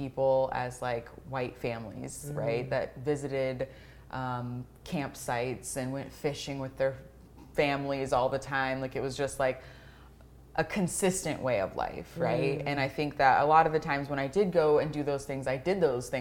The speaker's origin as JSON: {"language": "English", "town": "Tacoma", "region": "Washington", "country": "United States", "tie": "born or raised there", "moved": "as an adult", "lives_now": "Leavenworth, United States", "said": "growing up in Tacoma"}